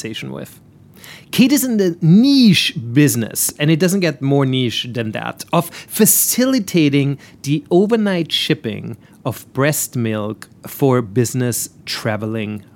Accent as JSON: {"language": "English", "country": "Austria", "moved": "yes", "said": "my home country of Austria"}